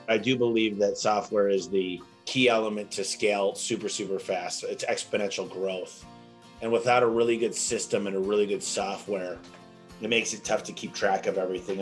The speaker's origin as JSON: {"language": "English", "region": "Michigan", "country": "United States", "tie": "born or raised there", "moved": "yes", "lives_now": "Phoenix, United States", "said": "I'm from Michigan originally. I moved out to Phoenix in 1999"}